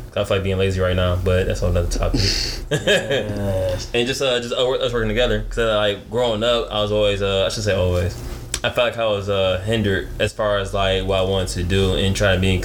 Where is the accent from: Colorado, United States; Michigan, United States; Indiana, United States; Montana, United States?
Michigan, United States; now in Arizona, United States; I'm from Michigan